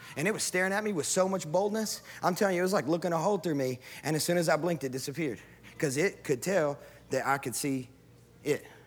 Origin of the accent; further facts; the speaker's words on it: Sacramento, Kentucky, United States; moved away as an adult; also born or lived in Texas / Mozambique; grew up in the country, in the sticks of West Kentucky